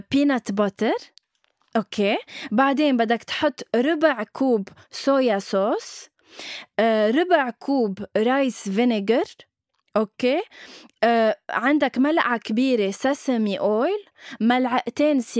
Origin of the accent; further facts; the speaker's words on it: Syria; بس بتعرف إنه أنا سوري